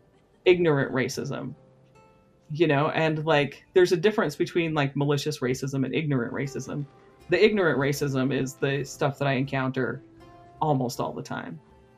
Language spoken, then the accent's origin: English; Sanpete County, Utah, United States; first language English; I was born and raised in San Pete County, Utah